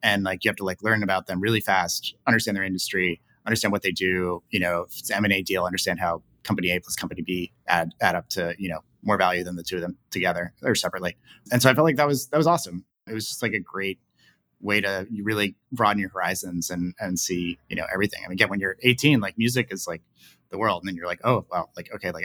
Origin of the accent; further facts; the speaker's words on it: New York, United States; I grew up in New York